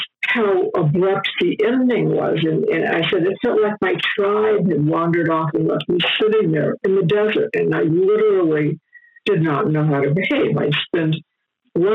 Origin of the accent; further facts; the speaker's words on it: Los Angeles, California, United States; I was raised in Hollywood